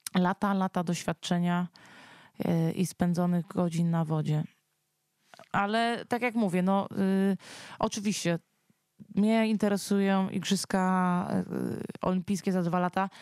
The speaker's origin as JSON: {"language": "Polish", "area": "near Warsaw", "region": "Masovian Voivodeship", "country": "Poland", "said": "Ja tutaj jestem stąd. Tutaj są moje korzenie."}